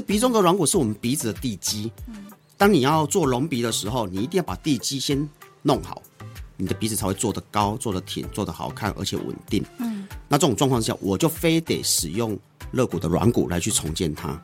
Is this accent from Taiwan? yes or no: yes; Taiwan; 我们台湾人、东方人产生，因为东方人的软组织通常是相对厚的